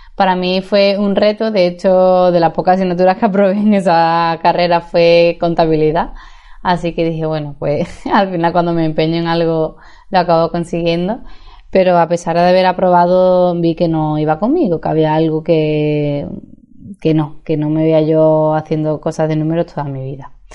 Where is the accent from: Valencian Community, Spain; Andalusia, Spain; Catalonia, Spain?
Andalusia, Spain; Seville; moved away as an adult; also born or lived in Madrid / Dublin / Santiago, Chile; Aunque nací en Madrid, he estado gran parte de mi infancia, adolescencia y juventud en Sevilla